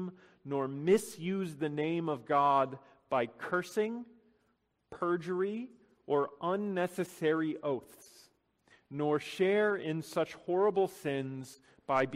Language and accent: English; Chicago, Illinois, United States; Growing up in Chicago during the 90s